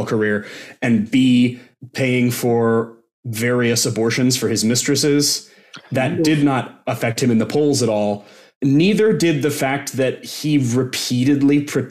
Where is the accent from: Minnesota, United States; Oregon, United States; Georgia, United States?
Oregon, United States; Bend; in my very hometown